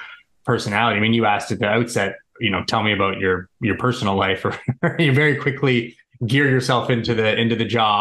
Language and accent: English; suburbs of Toronto, Ontario, Canada; I'm Canadian. I've always been living in the suburbs of Toronto where I was born and now live